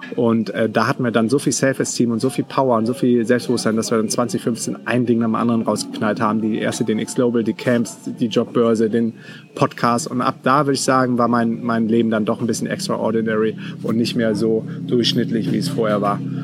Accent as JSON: {"language": "German", "town": "Düsseldorf", "region": "North Rhine-Westphalia", "country": "Germany", "tie": "born or raised there", "also_born_or_lived": "Münster", "said": "bin dann wieder zurück nach Düsseldorf. Bin äh, quasi in meine Heimat gegangen"}